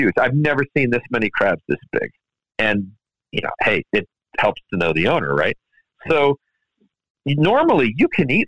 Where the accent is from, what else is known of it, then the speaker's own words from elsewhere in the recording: Maryland, United States; we're all Maryland boys. I was born in Maryland.